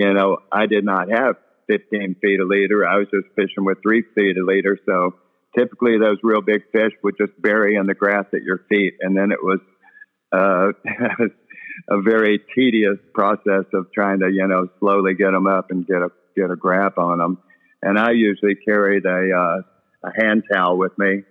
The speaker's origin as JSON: {"language": "English", "area": "Bolivar", "region": "Texas", "country": "United States", "tie": "born or raised there", "said": "I was raised around Bolivar a lot. My dad had a shrimp boat around Bolivar"}